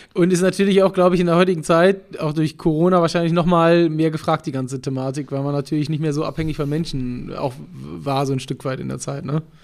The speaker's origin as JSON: {"language": "German", "region": "Hamburg", "country": "Germany", "tie": "born or raised there", "said": "Hamburg, meiner Heimatstadt"}